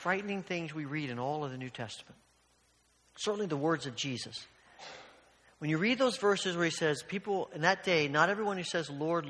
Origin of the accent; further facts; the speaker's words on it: Evansville, Indiana, United States; when I was young and I was growing up in Evansville, Indiana